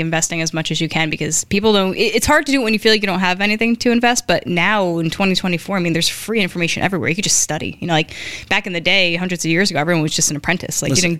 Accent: Newark, New Jersey, United States; We grew up in Newark, by the way, for those wondering where the old hood is. It's Newark, New Jersey.

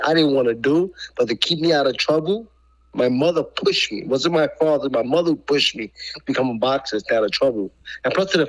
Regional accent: New York City, New York, United States; I was raised in New York City. I'm a New Yorker.

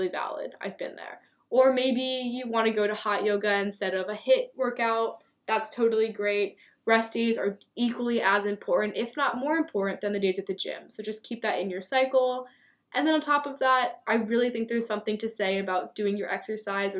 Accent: Lancaster, Pennsylvania, United States; moved away; I'm from Lancaster, Pennsylvania, which is like the Amish farm capital.

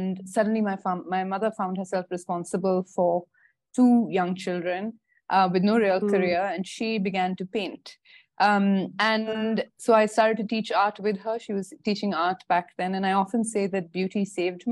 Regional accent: Bangalore, Karnataka, India; also born or lived in Singapore / Indore; I grew up in Bangalore

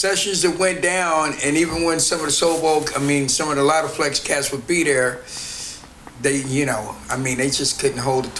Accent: Oakland, California, United States; I'm born and raised in Oakland

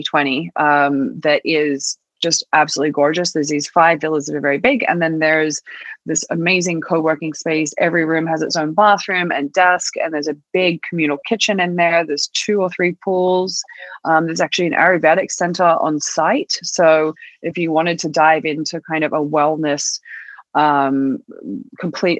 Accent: Australia; moved away as an adult; also born or lived in New York; I think a lot of people in Australia swear, or at least did where I was from

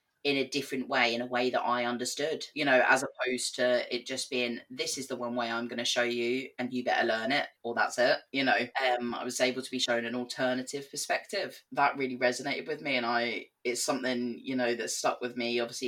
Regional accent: England, United Kingdom; moved away as an adult; also born or lived in Belfast; now in Northern Ireland, United Kingdom; I left school when I was 16, went to college in England. We didn't have a sixth form, so I went on to college and did my A-levels. And then obviously you can hear I'm not from Northern Ireland. So I moved over here when I was 19.

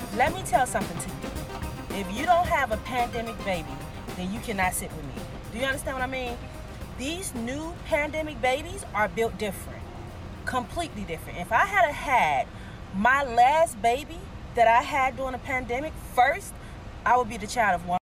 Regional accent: Goldsboro, North Carolina, United States; now in Charlotte, United States; we from Goldsboro, North Carolina.

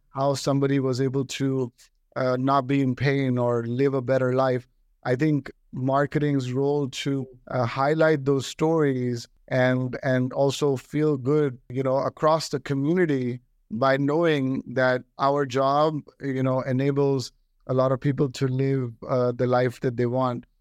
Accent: Delhi, India; now in United States; I got an opportunity to come from Delhi to the United States. Uh, so I'm an Indian-born American

